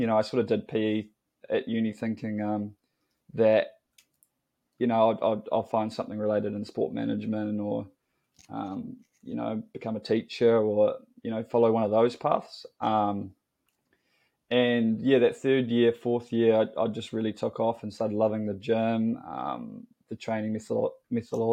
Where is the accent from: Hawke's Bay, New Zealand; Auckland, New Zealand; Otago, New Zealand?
Otago, New Zealand; Dunedin; moved away as an adult; now in Wellington, New Zealand; I'm from Dunedin, grew up in the mighty south, some may say.